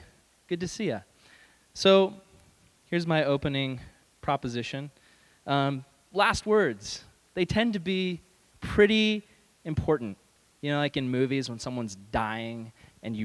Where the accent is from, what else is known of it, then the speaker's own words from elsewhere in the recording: California, United States; I'm a Californian